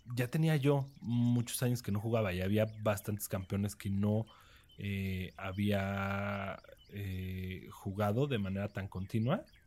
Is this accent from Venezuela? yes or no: no; Mexico; yo soy mexicano